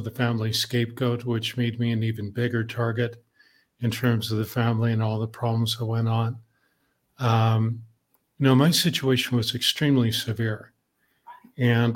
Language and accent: English; Canada; I'm Canadian